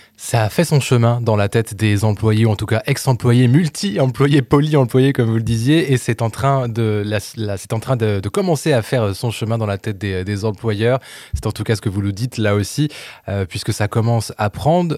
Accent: France; ici chez nous en France

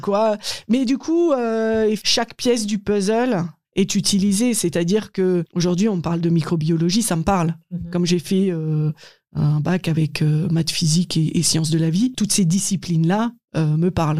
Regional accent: Haut-Rhin, Grand Est, France; also born or lived in Strasbourg; j'ai grandi dans, dans le Haut-Rhin

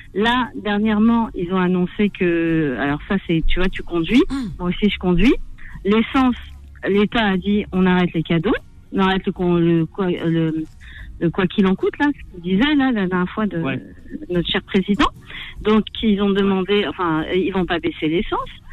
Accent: France; je suis française, je suis née en France.

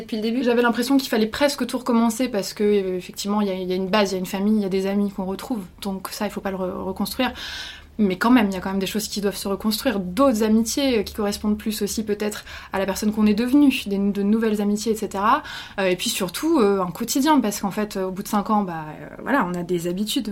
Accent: France; moved away as an adult; also born or lived in Quebec, Canada

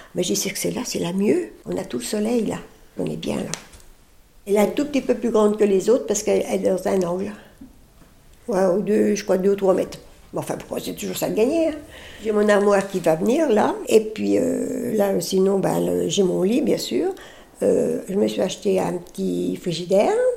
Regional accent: Lyon, Auvergne-Rhône-Alpes, France; also born or lived in Paris; now in Lagny-sur-Marne, France; Je suis née dans Lyon. Mes parents avaient une ferme

